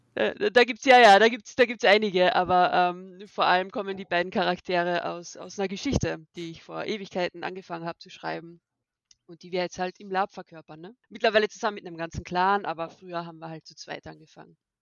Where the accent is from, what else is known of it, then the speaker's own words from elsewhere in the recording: Austria; now in Germany; Ich komme genauso aus Österreich, wie man es vielleicht ein bisschen hören kann.